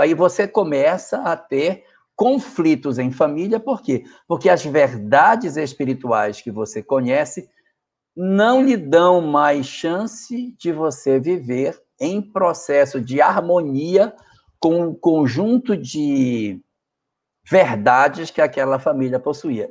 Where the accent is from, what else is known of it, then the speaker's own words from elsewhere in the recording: North Region, Brazil; A região norte, de onde eu venho, da qual eu pertenço, onde vivo, ela tem muito disso.